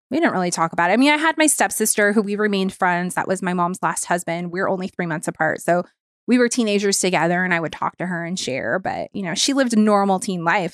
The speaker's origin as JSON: {"language": "English", "town": "Long Beach", "region": "California", "country": "United States", "tie": "born or raised there", "also_born_or_lived": "Orange County", "said": "Long Beach, which is my hometown"}